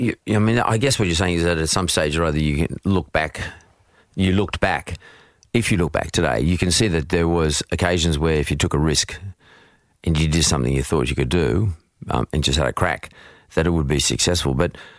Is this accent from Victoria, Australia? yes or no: no; Narwee, New South Wales, Australia; Not far from Hurstville. I went to school in Bankstown, but I was more near an area called Ngawi.